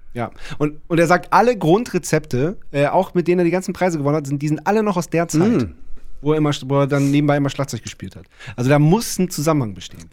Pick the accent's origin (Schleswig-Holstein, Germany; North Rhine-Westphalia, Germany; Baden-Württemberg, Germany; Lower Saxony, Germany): Lower Saxony, Germany; Wendland; wir kommen aus dem Wendland